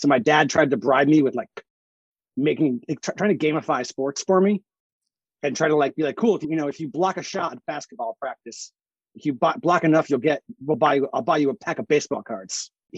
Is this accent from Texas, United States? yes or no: no; New Haven, Connecticut, United States; I grew up in New Haven where pizza is like heavenly